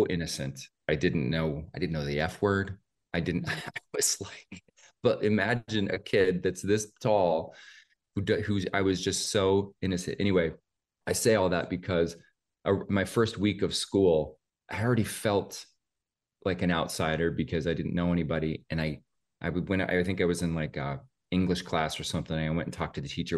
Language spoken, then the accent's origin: English; Oldtown, Idaho, United States; moved away; also born or lived in Spokane, Washington; I grew up about forty-five miles away from there in a little town called Old Town, Idaho